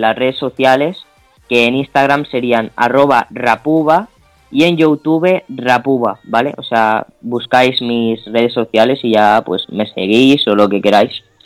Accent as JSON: {"language": "Spanish", "town": "Palma", "region": "Balearic Islands", "country": "Spain", "said": "yo soy de Palma de Mallorca"}